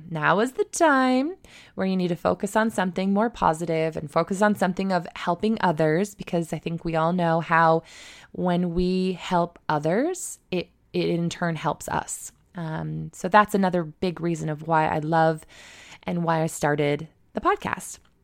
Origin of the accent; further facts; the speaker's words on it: Mitchell, Ontario, Canada; also born or lived in Australia; now in Toronto, Canada; my hometown, um, which is Mitchell, Ontario, just outside of Stratford